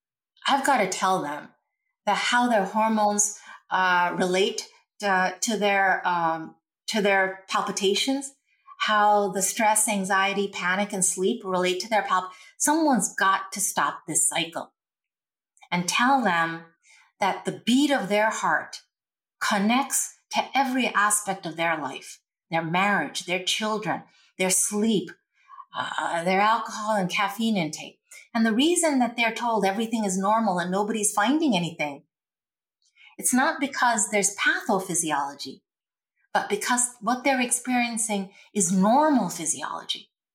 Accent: India; And you and I, we're from India, and you know our culture invented yoga.

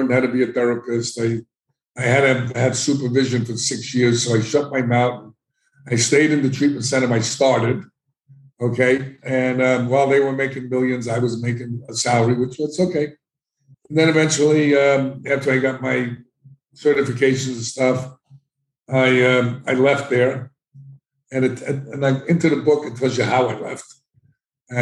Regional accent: New York City, New York, United States; I grew up in the South Bronx

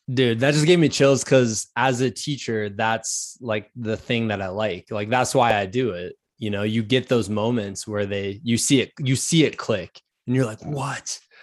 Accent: Iowa, United States; now in Virginia, United States; I'm from Iowa, so, like, we moved to Virginia.

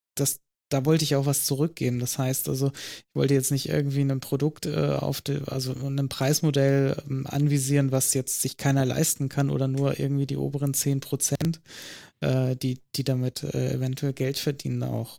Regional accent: northernmost North Rhine-Westphalia, Germany; Nördlichstes Nordrhein-Westfalen

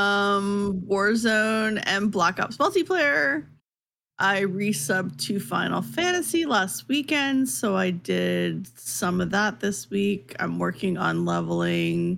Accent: Canada; as a Canadian

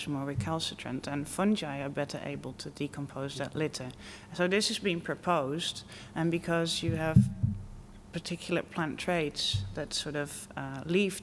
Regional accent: Netherlands; moved away as an adult; also born or lived in Wageningen, Netherlands; now in United Kingdom; I'm from the Netherlands.

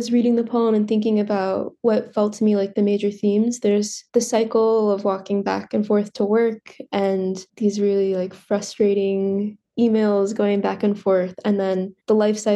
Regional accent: northern Ohio, United States; Growing up in Ohio, I grew up in northern Ohio

